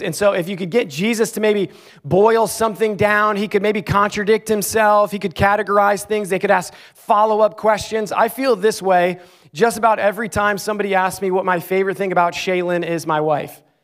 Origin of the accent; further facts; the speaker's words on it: Clarks Summit, Pennsylvania, United States; moved away as an adult; also born or lived in Ames, Iowa; my hometown, the town I grew up in, Clark Summit, Pennsylvania. I lived seventeen years of my life there